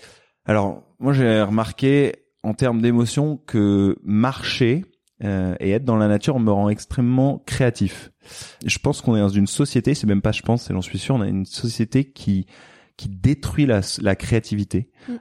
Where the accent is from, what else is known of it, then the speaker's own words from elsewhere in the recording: France; also born or lived in Silicon Valley, United States; now in Marseille, France; on est français